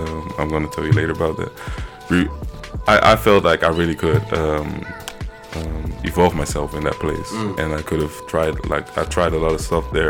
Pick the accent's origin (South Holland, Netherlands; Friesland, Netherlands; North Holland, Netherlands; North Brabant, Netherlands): South Holland, Netherlands; Rotterdam; also born or lived in Brussels, Belgium; I went to Rotterdam at the age of five